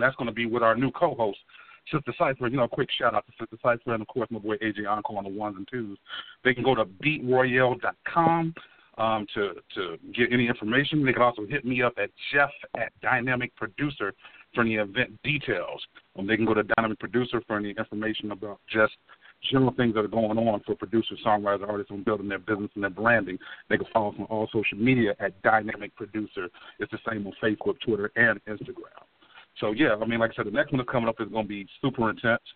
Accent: Cincinnati, Ohio, United States; I'm from Cincinnati

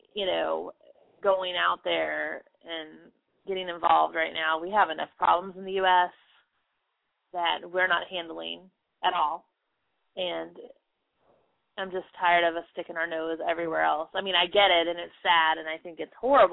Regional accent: United States; I'm an American

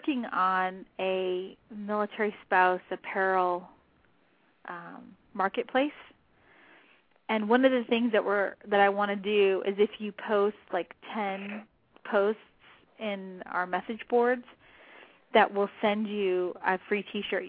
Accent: southern New Mexico, United States; I'm from New Mexico

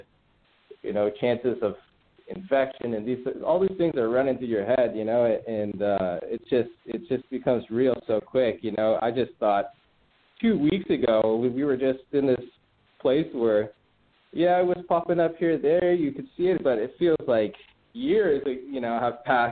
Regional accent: Redondo Beach, California, United States; also born or lived in Hawthorne, California; Born and raised in the South Bay. You know, born in Hawthorne, then grew up in Redondo Beach and Hollywood Riviera

